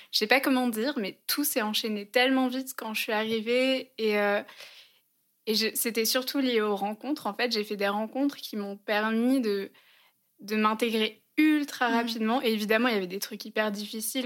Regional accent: France; also born or lived in Germany; je me suis rendu compte que j'étais française en Allemagne

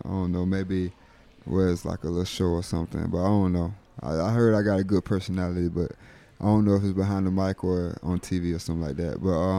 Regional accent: Fort Valley, Georgia, United States; moved away as an adult; I was born in Fort Valley, Georgia, like the south of Georgia.

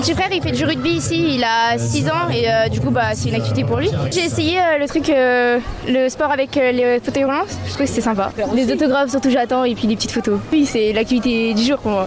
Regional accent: Aix-les-Bains, Auvergne-Rhône-Alpes, France; On est des Savoyards, on vient d'Aix-les-Bains

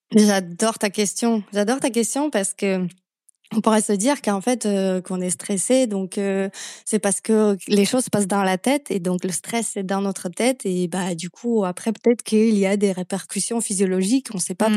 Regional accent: Slovakia; French is a second language; moved away as an adult; now in France; d'où vient cet accent, je viens de Slovaquie à la base

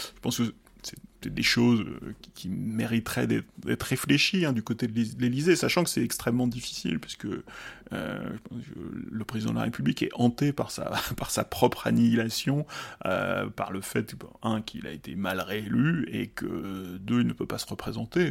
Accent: Lyon, Auvergne-Rhône-Alpes, France; Lyon, euh, ma ville natale.

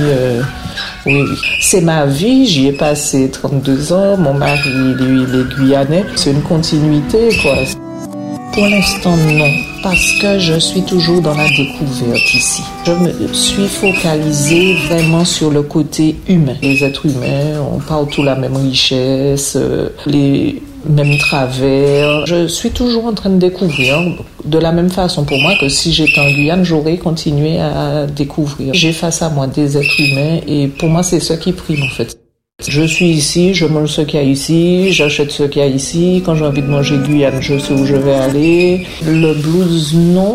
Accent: Martinique; moved away as an adult; also born or lived in Guadeloupe / French Guiana; now in Meaux, France; Je suis originaire de la Martinique où j'ai vécu jusqu'à l'âge de 18 ans

